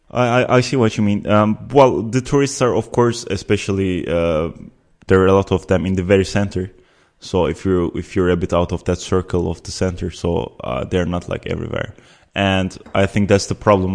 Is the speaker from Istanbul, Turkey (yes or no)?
no; Antalya, Turkey; moved away as an adult; also born or lived in Ankara, Turkey / Uzbekistan / Amsterdam, Netherlands; now in The Hague, Netherlands; at the age of eight, we moved with my family to Antalya, which is a southern city, very touristic. Many people know about it. And I lived there until the age of 18